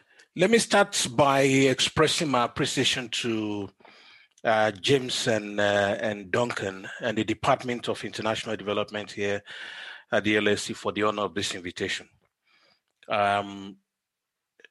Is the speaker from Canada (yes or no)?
no; Nigeria; now in South Africa; I'm Nigerian by birth and South African by domicile.